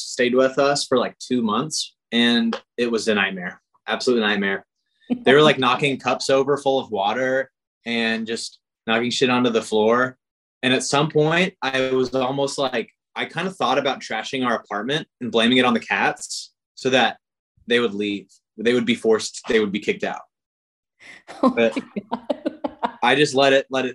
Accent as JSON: {"language": "English", "region": "Arizona", "country": "United States", "also_born_or_lived": "Texas", "moved": "as an adult", "said": "I'm from Arizona, but I went to the University of Texas"}